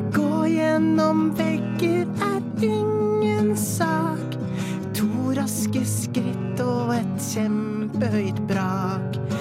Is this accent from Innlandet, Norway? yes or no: yes; Prøysen's realm, Innlandet, Norway; jeg er fra Prøysens rike